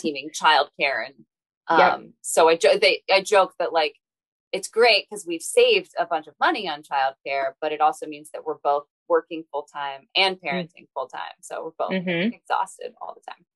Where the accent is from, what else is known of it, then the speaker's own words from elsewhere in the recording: Cincinnati, Ohio, United States; also born or lived in Boston; I grew up in Cincinnati and then went away for college, lived in Boston for a few years